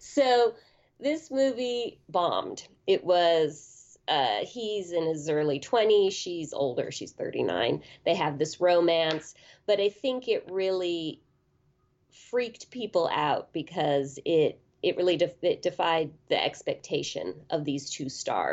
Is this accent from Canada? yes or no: no; Berkeley, California, United States; I grew up in Berkeley, California in the 70s and 80s, and there were so many movie theaters there in a very small city of about maybe 120,000.